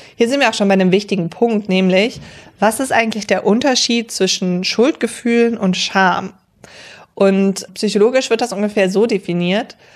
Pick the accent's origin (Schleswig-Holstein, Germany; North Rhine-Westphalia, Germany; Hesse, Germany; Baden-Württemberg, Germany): North Rhine-Westphalia, Germany; near Cologne